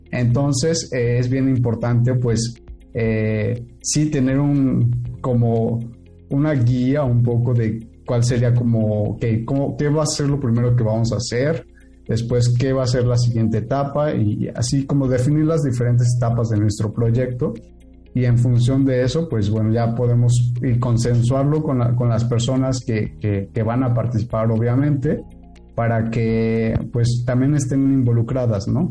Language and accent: Spanish; State of Mexico, Mexico; yo soy del Estado de México